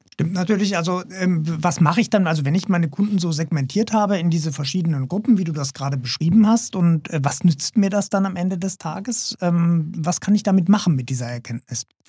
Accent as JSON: {"language": "German", "country": "Germany", "said": "als Deutscher"}